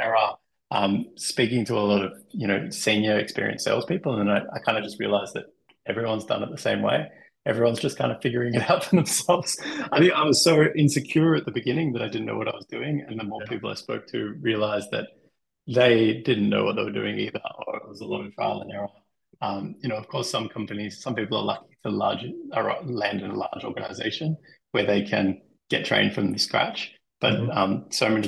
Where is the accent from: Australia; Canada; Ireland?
Australia; moved away as an adult; also born or lived in Denmark; now in Germany; I'm also Australian, now living in Germany, previously in Denmark